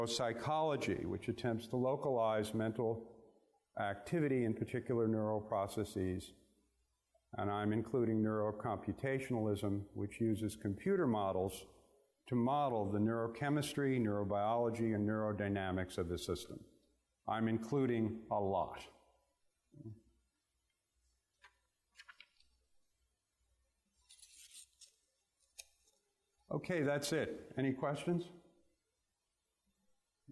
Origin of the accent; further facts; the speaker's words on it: New York City, New York, United States; I grew up in Brooklyn, New York.